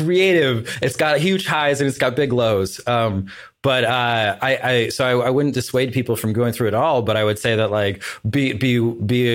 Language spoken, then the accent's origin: English; Portland, United States; my hometown Portland